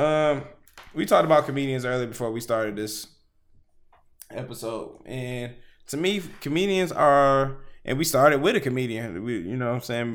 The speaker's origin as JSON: {"language": "English", "town": "Houston", "region": "Texas", "country": "United States", "tie": "born or raised there", "also_born_or_lived": "Detroit, Michigan", "said": "I'm from Detroit. But if I, like, if I, at ten years old, moved to Houston, Texas, and I've been living there all the way until I'm twenty-nine, I'm from Houston"}